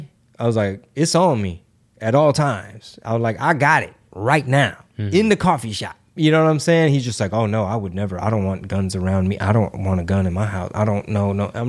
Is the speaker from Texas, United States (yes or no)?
yes; Houston, Texas, United States; Like, I mean, I grew up in Houston. You're from the Houston area. We're from here, born and raised.